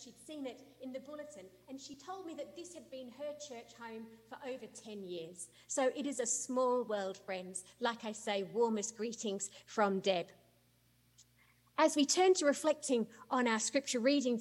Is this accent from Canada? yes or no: no; Australia; moved away as an adult; also born or lived in United Kingdom; now in United States; Is it Australia, where I was born and brought up? Is it the UK, where I lived for about 10 years? Is it here in the US, where I've lived now for 15 years, although it might not sound like it?